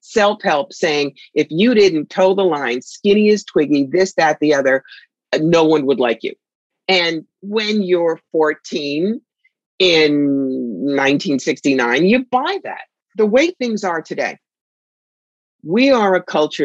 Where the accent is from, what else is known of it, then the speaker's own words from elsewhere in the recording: Cherry Hill, New Jersey, United States; now in upstate New York, United States; I grew up outside Philly in Cherry Hill, New Jersey